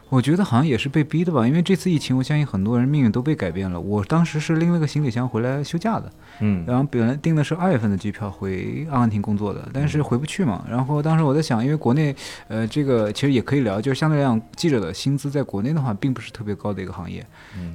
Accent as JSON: {"language": "Chinese", "country": "China", "also_born_or_lived": "Argentina", "moved": "as an adult", "said": "作为一个中国人"}